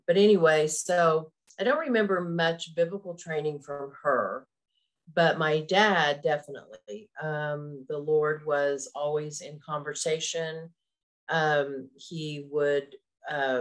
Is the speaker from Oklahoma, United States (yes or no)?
yes; Tulsa, Oklahoma, United States; also born or lived in Oshkosh, Wisconsin; I was born in Wisconsin, Oshkosh, and moved to Oklahoma, where I live now, when I was three